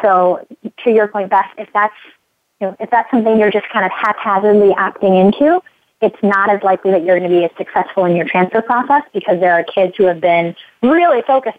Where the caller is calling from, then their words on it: Palo Alto, California, United States; And I'm calling you from Palo Alto in the heart of Silicon Valley.